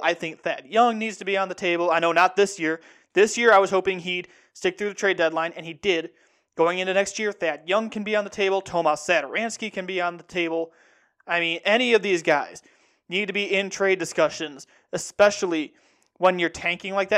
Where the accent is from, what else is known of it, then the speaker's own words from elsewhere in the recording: Central Illinois, United States; I'm from Central Illinois, born and raised